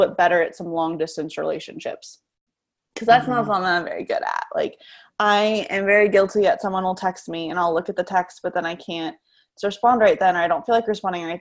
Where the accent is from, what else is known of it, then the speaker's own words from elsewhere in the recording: Denver, Colorado, United States; moved away as an adult; now in Kansas, United States; I grew up in Colorado. I grew up in the Denver area